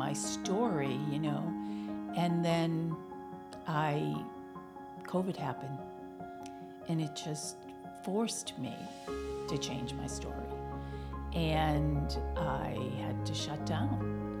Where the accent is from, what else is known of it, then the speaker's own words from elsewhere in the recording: Billerica, Massachusetts, United States; moved away as an adult; also born or lived in Florida / Virginia; when I moved back home, I got involved in my hometown, Billerica